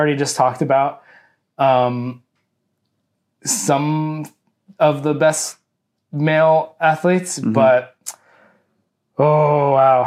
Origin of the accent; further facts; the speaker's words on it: Canada; we are Canadian